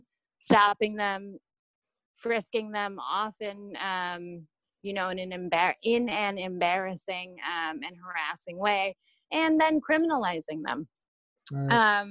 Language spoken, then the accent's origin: English; New York City, New York, United States; Growing up in New York